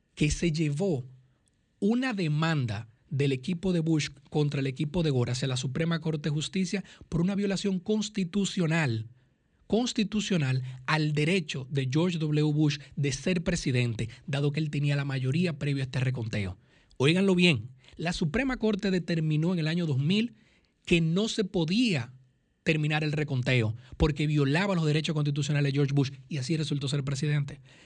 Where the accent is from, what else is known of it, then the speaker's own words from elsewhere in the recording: Dominican Republic; now in United States; nos preocupa como economista, nos preocupa como dominicano, nos preocupa como residente en los Estados Unidos